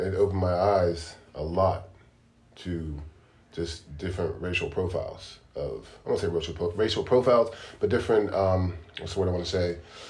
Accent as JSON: {"language": "English", "town": "Pittsburgh", "region": "Pennsylvania", "country": "United States", "also_born_or_lived": "West Chester, Pennsylvania", "said": "I'm from Beltsuber. Beltsuber. Pittsburgh, PA, basically."}